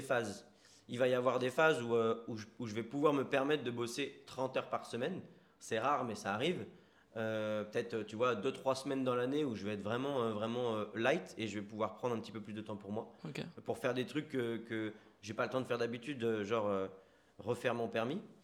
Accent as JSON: {"language": "French", "town": "Sartrouville", "region": "Île-de-France", "country": "France", "also_born_or_lived": "Bezons, Val-d'Oise", "moved": "as an adult", "lives_now": "Bordeaux, France", "said": "Moi, à la base, je viens du 78, euh, dans les Yvelines. Je viens de Sartrouville. D'accord. ensuite, j'ai déménagé à 11 ans à Beson, dans le 95"}